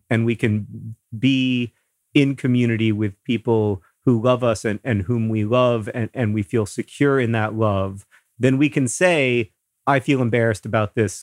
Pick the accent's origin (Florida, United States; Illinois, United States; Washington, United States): Florida, United States; moved away; Hank and I grew up in Florida